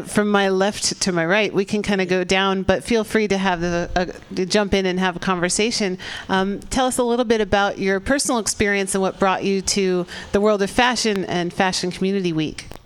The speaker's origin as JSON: {"language": "English", "country": "Czechia", "second_language": "English", "moved": "as an adult", "lives_now": "San Francisco, United States", "said": "I'm from the Czech Republic."}